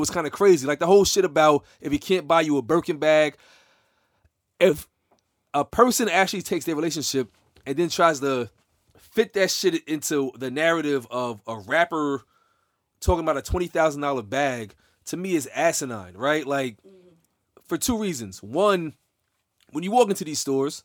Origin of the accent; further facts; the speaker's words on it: New York, United States; I'm from New York.